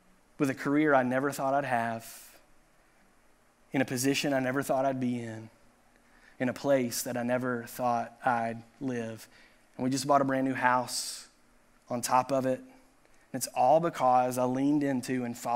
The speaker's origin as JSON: {"language": "English", "town": "Chattanooga", "region": "Tennessee", "country": "United States", "tie": "born or raised there", "said": "he pastored the church that Pastor Ryan and I grew up in Chattanooga, Tennessee"}